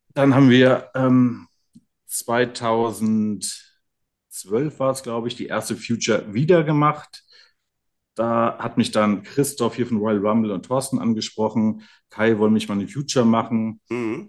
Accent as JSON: {"language": "German", "country": "Germany", "tie": "born or raised there", "said": "hier aufgewachsen in der Region"}